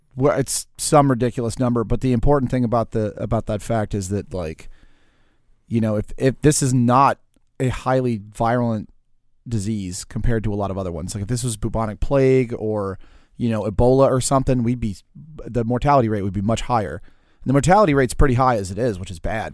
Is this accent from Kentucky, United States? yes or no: no; New Orleans, Louisiana, United States; also born or lived in Pearl River, Louisiana; I mostly grew up in New Orleans, but I started out in Pearl River, Louisiana